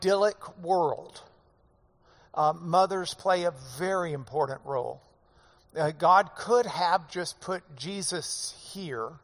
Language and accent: English; the South, United States; I'm from the South